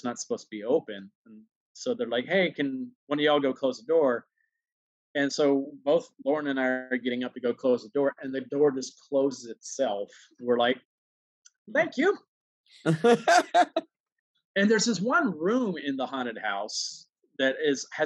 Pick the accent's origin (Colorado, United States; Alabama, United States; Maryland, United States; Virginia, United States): Alabama, United States; Huntsville; now in New York, United States; growing up in Alabama, that was like a must read for the schools.